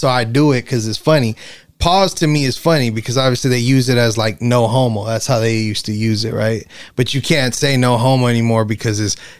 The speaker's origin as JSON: {"language": "English", "town": "Inglewood", "region": "California", "country": "United States", "tie": "born or raised there", "said": "Okay, I grew up in Inglewood, but I'm over here, you know, in Santa Monica, right?"}